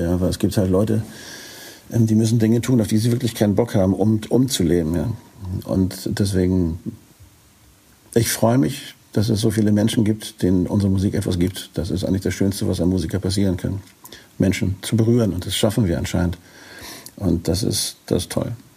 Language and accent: German; Northern Germany, Germany; als Norddeutscher